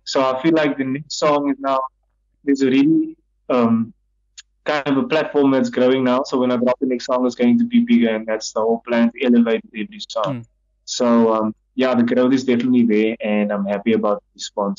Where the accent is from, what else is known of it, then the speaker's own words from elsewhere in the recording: Cape Town, Western Cape, South Africa; I come from Mitchell's Plain, my family's from Mitchell's Plain